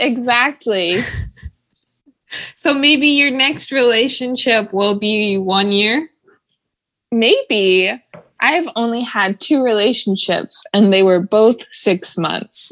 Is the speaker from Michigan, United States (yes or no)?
no; Ohio, United States; now in Nashville, United States; we're from Ohio